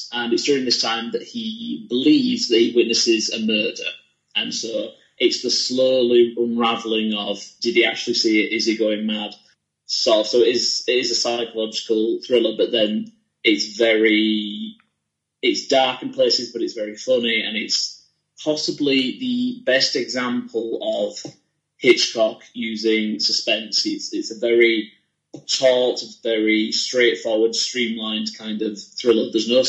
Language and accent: English; Leeds, Yorkshire and the Humber, United Kingdom